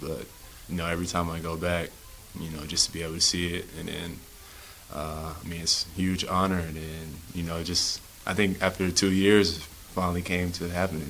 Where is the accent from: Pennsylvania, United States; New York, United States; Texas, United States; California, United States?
Texas, United States; Killeen; now in Salt Lake City, United States; being from Killeen